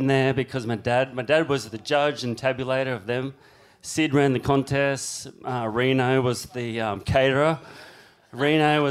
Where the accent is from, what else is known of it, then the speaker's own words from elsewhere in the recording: Dapto, New South Wales, Australia; also born or lived in Cronulla; all my roots were here, and then I ended up growing up down there